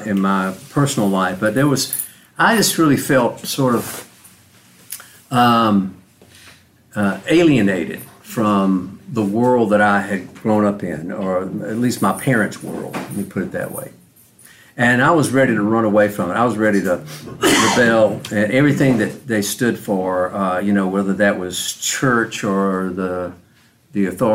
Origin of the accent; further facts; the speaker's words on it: Macon, Georgia, United States; I was born in Macon, Georgia, back in the mid-50s